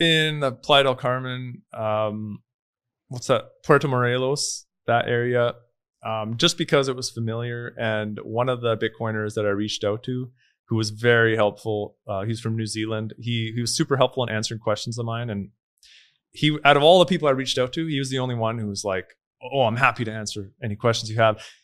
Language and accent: English; Canada; moved away as an adult; now in El Salvador; growing up in Canada